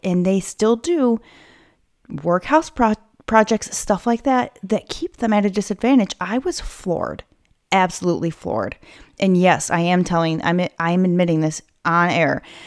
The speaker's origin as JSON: {"language": "English", "country": "United States", "said": "as an American"}